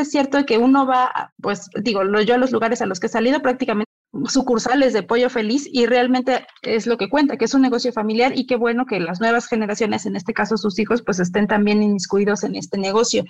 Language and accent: Spanish; Mexico; como mexicanos